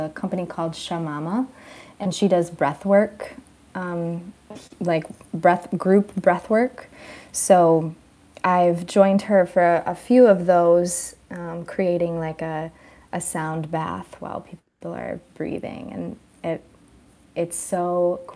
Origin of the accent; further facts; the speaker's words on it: Rockford, Michigan, United States; singing with my dad around West Michigan, because I grew up in Rockford